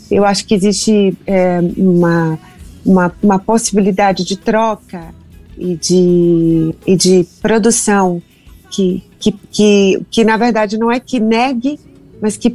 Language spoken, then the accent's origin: Portuguese; Bahia, Brazil; now in São Paulo, Brazil; entre o que eu sou como baiana e que não deixo de ser nunca e estar em São Paulo.